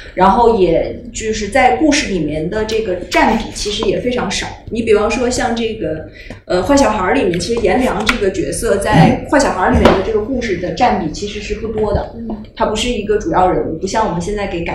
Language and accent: Chinese; Harbin, Heilongjiang, China; 旅行和我都是哈尔滨人